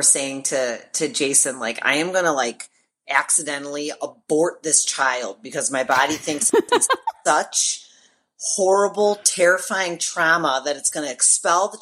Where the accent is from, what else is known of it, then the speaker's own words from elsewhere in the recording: Chicago, Illinois, United States; it's in my hometown.